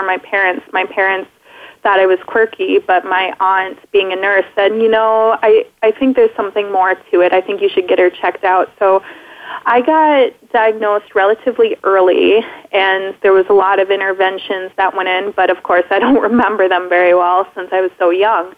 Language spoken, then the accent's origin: English; Minnesota, United States; also born or lived in Wisconsin; I was born in Wisconsin, lived there for about a year, and then I moved to Minnesota and have lived there all my life